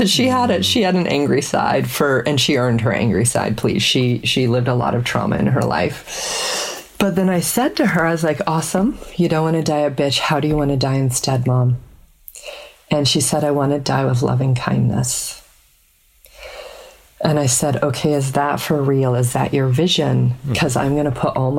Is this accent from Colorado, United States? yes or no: yes; Colorado, United States; we grew up in Colorado